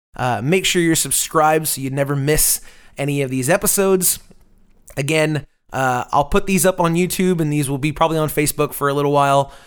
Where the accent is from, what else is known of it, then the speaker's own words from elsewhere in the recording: Tampa, Florida, United States; now in Austin, United States; I'm originally from Tampa, Florida